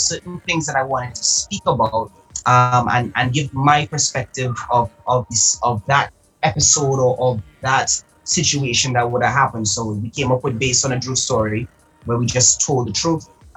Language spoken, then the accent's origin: English; Trinidad & Tobago; also born or lived in Antigua and Barbuda; I was raised in Trinidad. However, I was born in Antigua and Barbuda